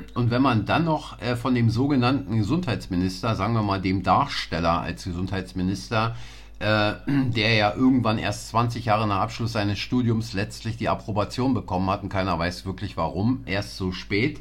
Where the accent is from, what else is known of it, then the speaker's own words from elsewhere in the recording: East Berlin, Germany; wir sind zwar beide in Berlin groß geworden, aber Sie auf der anderen Seite als ich, äh, der Mauer